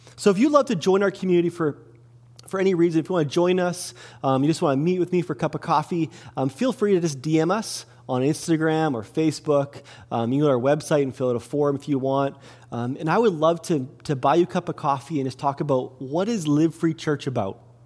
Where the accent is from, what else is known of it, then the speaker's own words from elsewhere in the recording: Kelowna, British Columbia, Canada; also born or lived in Salmon Arm; I grew up in Kelowna. I grew up on 816 Leon Avenue, downtown Kelowna